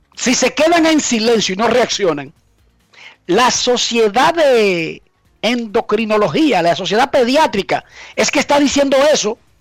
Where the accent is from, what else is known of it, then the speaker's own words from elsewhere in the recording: Herrera, Distrito Nacional, Dominican Republic; Yo no soy de Suiza ni soy de Noruega. Yo soy de Herrera. Soy de un barrio donde se pasa hambre.